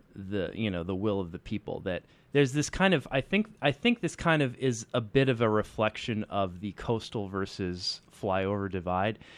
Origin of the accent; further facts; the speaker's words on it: United States; as an American